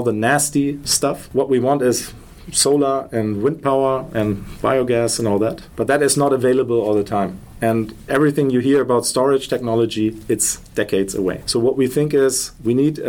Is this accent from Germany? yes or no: yes; Germany; We're from Germany.